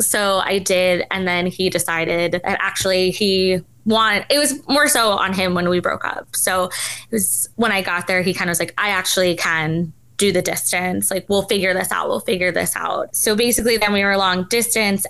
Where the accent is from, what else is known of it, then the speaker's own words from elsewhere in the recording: New York City, New York, United States; moved away as an adult; also born or lived in the South (US); I said I was from New York City